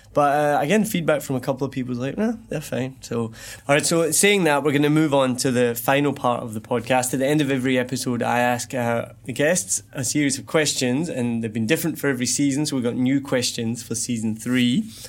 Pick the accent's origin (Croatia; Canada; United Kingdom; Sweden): United Kingdom; Scotland; accent: soft Scottish; moved away as an adult; now in Ho Chi Minh City, Vietnam; I'm Scottish